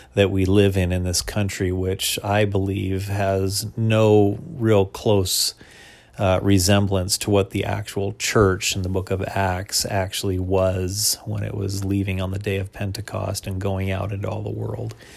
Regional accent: United States; as an American Christian

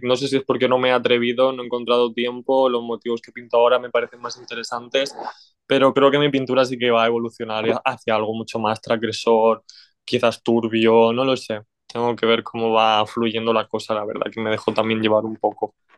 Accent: Orihuela, Valencian Community, Spain; Soy de la comunidad valenciana, soy de Orihuela, que está en la comunidad valenciana.

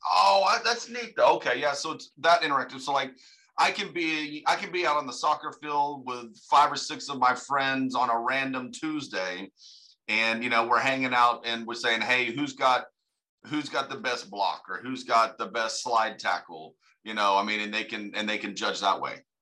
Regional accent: United States; I'm from America

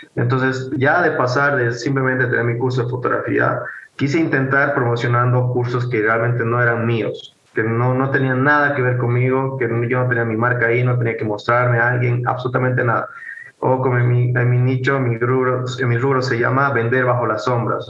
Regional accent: Bolivia; soy de Bolivia

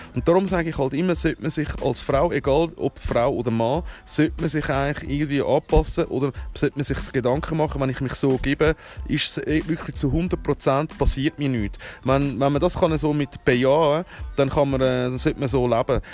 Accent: Switzerland; mich selber als Schweizer

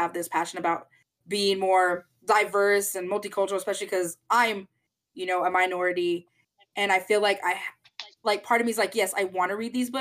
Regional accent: New Mexico, United States; I grew up in New Mexico

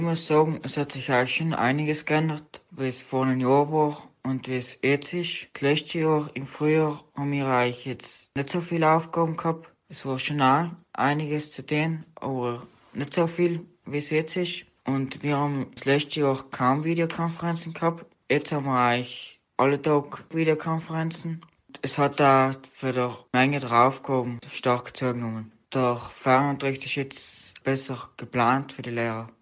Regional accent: Vöran, Trentino-Alto Adige, Italy; ich bin 16 Jahre alt und komme aus Föhren

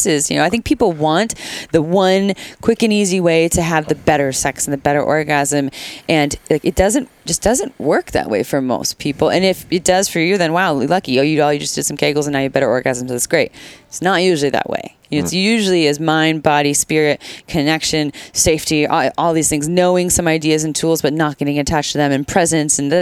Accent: Santa Cruz, California, United States; I'm from Santa Cruz. I'm from Santa Cruz

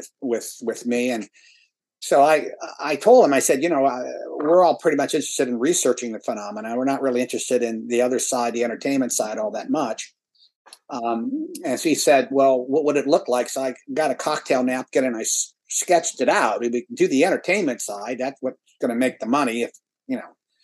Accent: Ohio, United States; moved away as an adult; also born or lived in San Francisco, California; I was born in Ohio. I was a paper boy, an altar boy, raised Catholic, went to undergraduate at Ohio State University

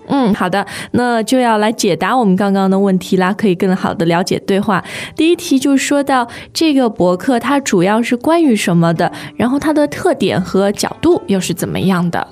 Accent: China; 我们中国人

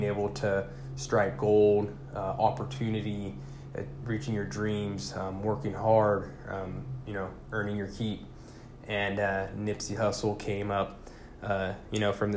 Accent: Tulare, California, United States; moved away as an adult; also born or lived in Puerto Rico / Fresno, California; I was born in Puerto Rico, so I'm a Puerto Rican native. However, I've been in California pretty much my entire life. Pretty much was raised in Tulare

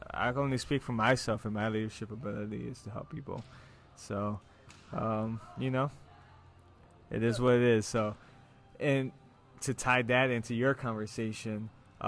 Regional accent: Rochester, New York, United States; Because I'm from Rochester. This is my hometown, so I'm from the Northeast.

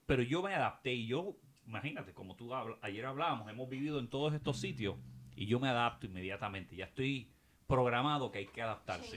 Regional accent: Puerto Rico; moved away as an adult; also born or lived in Tallahassee; yo me fui de Puerto Rico a Tallahassee

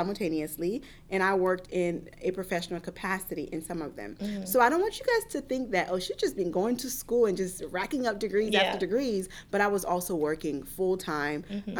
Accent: United States; So I had that mindset very early on, and growing up in America, I didn't have I didn't have the easiest childhood.

